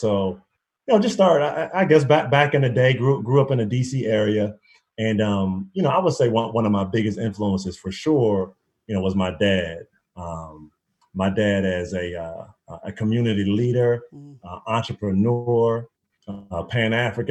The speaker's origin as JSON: {"language": "English", "area": "Prince George's County", "region": "Maryland", "country": "United States", "tie": "born or raised there", "also_born_or_lived": "Washington, D.C.", "said": "growing up in Prince George's County, you know, it's one of the blackest counties in the entire country"}